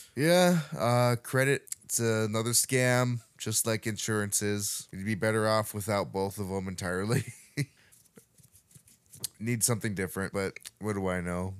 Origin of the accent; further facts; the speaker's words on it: Montana, United States; growing up in Montana